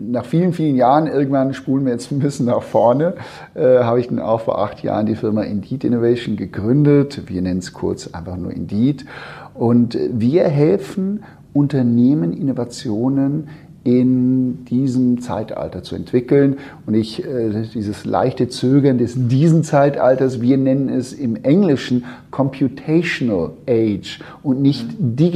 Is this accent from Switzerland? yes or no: yes; Switzerland; moved away as an adult; also born or lived in United States; now in Hamburg, Germany; ich bin äh, gebürtiger Schweizer, das hört man zum Teil nicht mehr, aber ich bin tatsächlich die ersten 20 Jahre, Jahre in, der, in der Schweiz aufgewachsen und äh, habe dann später in den Staaten studiert